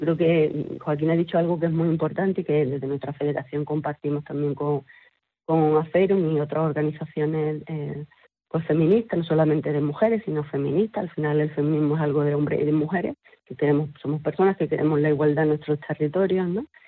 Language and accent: Spanish; Sierra de las Nieves, Andalusia, Spain; Nosotras somos todas eh, mujeres de aquí, de estos nueve pueblos de Sierra de las Nieves